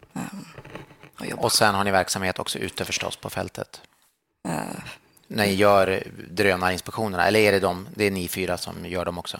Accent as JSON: {"language": "Swedish", "region": "Jämtland", "country": "Sweden", "said": "Jag är själv från Jämtland"}